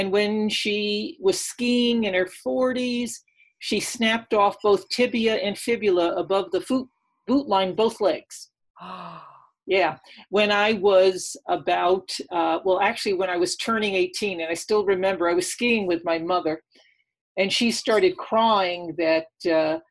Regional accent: near Woodstock, New York, United States; moved away as an adult; also born or lived in Nevada; I grew up actually right next to Woodstock in New York. It's in the Catskill Mountains

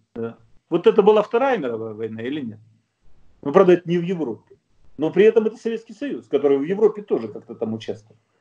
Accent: Russia; now in Germany; я, русский немец

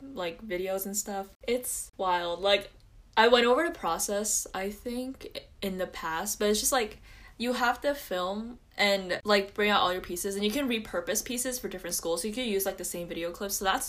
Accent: New Jersey, United States; I'm from New Jersey.

